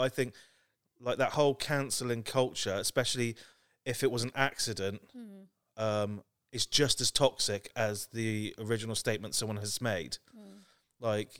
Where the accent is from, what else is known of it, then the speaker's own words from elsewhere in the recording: South West England, United Kingdom; I say Somerset, and they go, no, where are you really from? Like, from day one, I'm told I am not the same as everyone else.